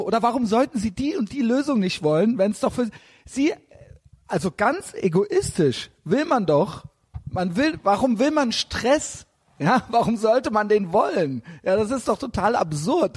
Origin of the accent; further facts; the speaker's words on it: Germany; als Deutscher in Deutschland